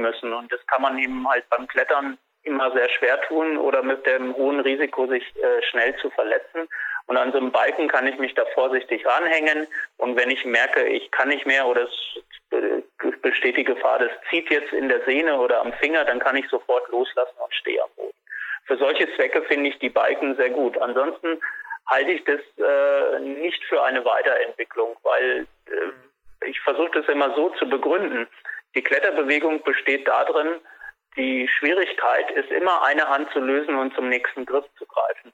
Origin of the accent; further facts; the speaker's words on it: Germany; Bei uns in Deutschland